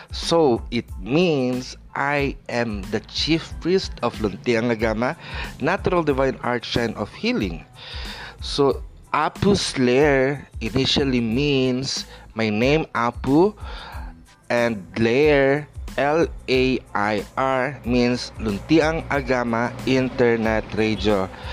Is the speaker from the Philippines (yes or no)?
yes; Philippines; as a Filipino, we also do hilot